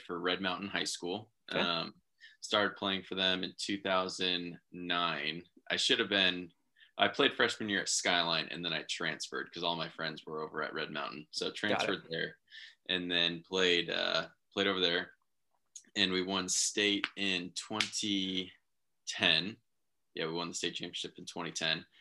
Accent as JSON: {"language": "English", "town": "Mesa", "region": "Arizona", "country": "United States", "tie": "born or raised there", "said": "grew up in Mesa, Arizona"}